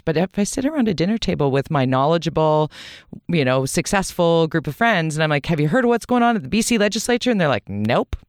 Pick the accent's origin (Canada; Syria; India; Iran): Canada; Vancouver, British Columbia; also born or lived in Toronto / United States; I was born in Vancouver. I was raised in Vancouver.